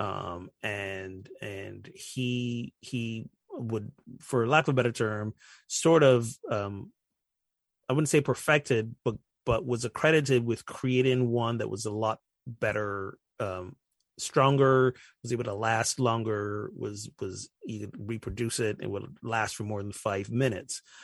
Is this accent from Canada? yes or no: no; Barbados; I'm from Barbados